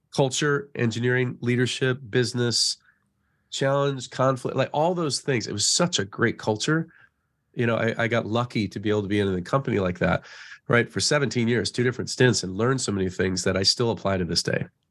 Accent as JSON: {"language": "English", "region": "Colorado", "country": "United States", "tie": "born or raised there", "also_born_or_lived": "Phoenix / Silicon Valley", "moved": "as an adult", "said": "I, I grew up in Colorado, so my little pocket in the Midwest"}